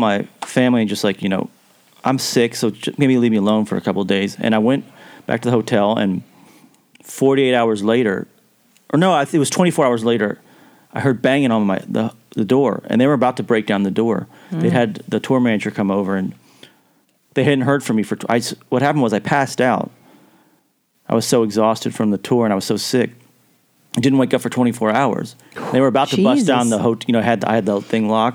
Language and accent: English; Kentucky, United States; now in Nashville, United States; I grew up in Kentucky, but my mom and all my family's from Nashville